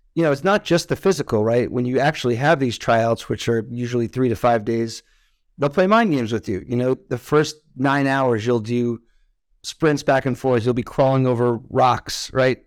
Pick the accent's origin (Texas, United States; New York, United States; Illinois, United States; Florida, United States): New York, United States; Westchester; moved away as an adult; also born or lived in Israel; I grew up in, uh, Westchester, New York, which is a nice suburb of New York City